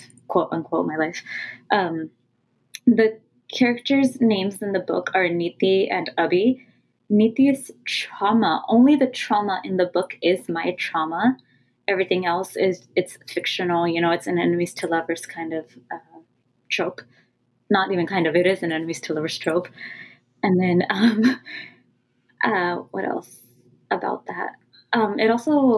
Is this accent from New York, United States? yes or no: no; California, United States; first language Punjabi; I was born and raised in California